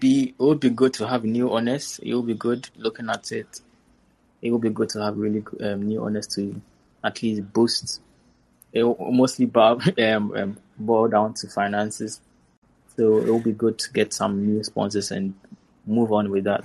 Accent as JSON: {"language": "English", "country": "Ghana", "said": "As a Ghanaian"}